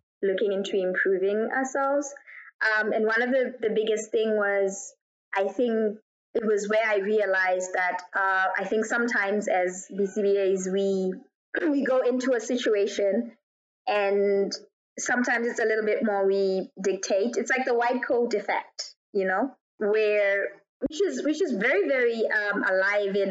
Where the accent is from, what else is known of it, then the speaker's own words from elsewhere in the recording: Botswana; moved away as an adult; also born or lived in United States / South Africa / Kuwait / Ireland; I was born in Botswana, raised in Botswana, and then at 18, I moved to the U.S.